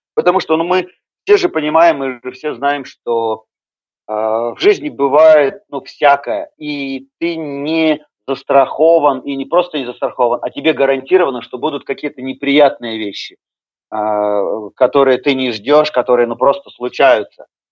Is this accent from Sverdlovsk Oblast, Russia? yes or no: yes; Yekaterinburg, Sverdlovsk Oblast, Russia; Я родился и вырос э, в Екатеринбурге, и постоянное место жительства э, Екатеринбург